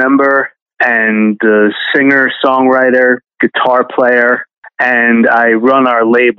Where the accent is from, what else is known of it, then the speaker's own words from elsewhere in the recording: Ridgefield Park, New Jersey, United States; I'm originally from Ridgefield Park, New Jersey. That's Bergen County.